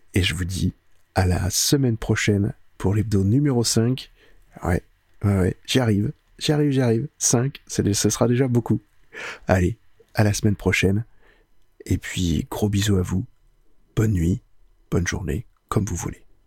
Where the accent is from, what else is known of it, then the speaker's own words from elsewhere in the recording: France; chez nous en France